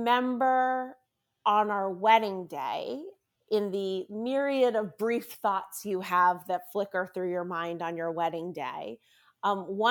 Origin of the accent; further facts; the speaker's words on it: Washington, District of Columbia, United States; also born or lived in Maryland; I am a sixth generation Washingtonian